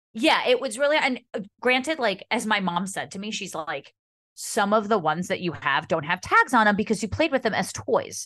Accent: Montclair, New Jersey, United States; Montclair, my hometown, is just like Halloween was such a big part of my childhood

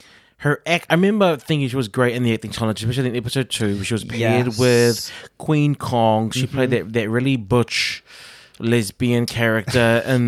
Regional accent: Auckland, New Zealand; I mean, we're both from South Auckland

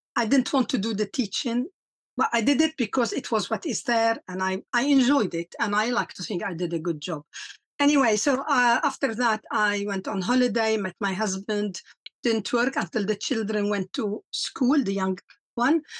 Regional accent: Lebanon; moved away as an adult; also born or lived in South Africa; now in England; I am from Lebanon. Uh, I grew up and, and I lived 20 years of war

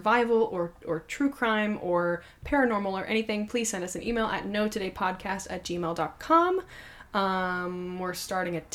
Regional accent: New York, United States; now in Los Angeles, United States; That's where I'm from originally

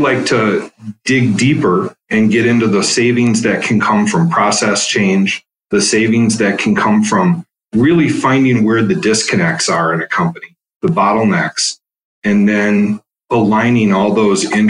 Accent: Madison, Wisconsin, United States; also born or lived in Stevens Point, Wisconsin / Marshfield, Wisconsin; I grew up mostly in Madison, Wisconsin. Spent most of my formative years, middle school, high school

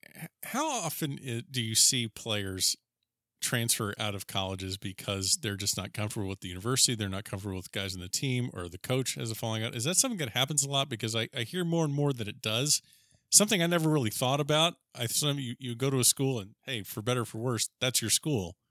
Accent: Florida, United States; I'm a native Floridian too

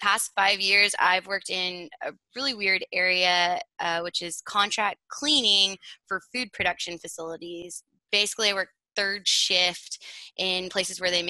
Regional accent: Fort Worth, Texas, United States; also born or lived in Oklahoma; I grew up in Fort Worth, Texas

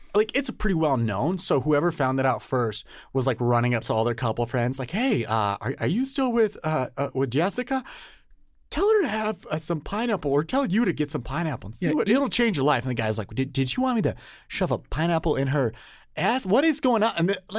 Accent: Illinois, United States; born there; I was born originally in Illinois.

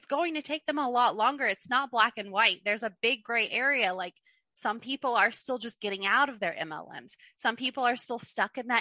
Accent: Kentucky, United States; moved away as an adult; also born or lived in Clearwater, Florida; I'm from Kentucky. We're below the poverty line here

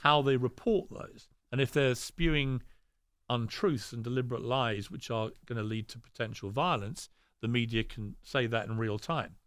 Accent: United Kingdom; I'm very British

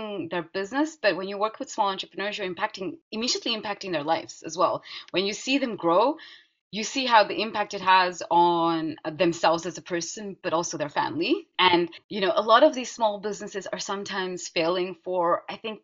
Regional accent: Netherlands; I was growing up in the Netherlands, but you know, brought up my strong Indian heritage and culture.

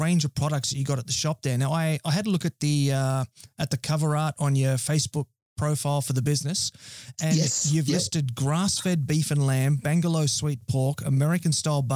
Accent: Scone, New South Wales, Australia; where I grew up in Scone in the Hunter Valley

